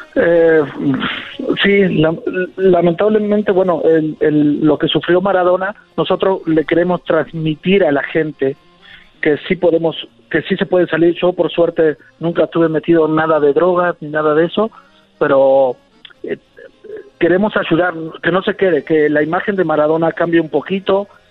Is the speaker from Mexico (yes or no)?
no; Argentina; como argentino